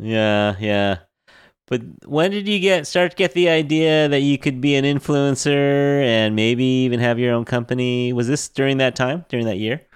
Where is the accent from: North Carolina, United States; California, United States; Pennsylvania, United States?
California, United States; we're from California